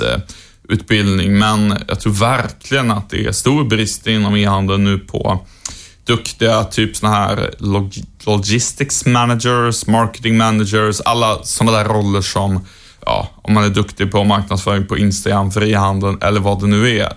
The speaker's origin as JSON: {"language": "Swedish", "country": "Sweden", "said": "svensk journalist"}